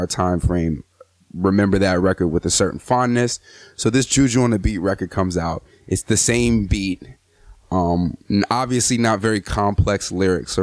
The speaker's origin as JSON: {"language": "English", "region": "Southern California", "country": "United States", "tie": "born or raised there", "said": "I grew up in Southern California around that time"}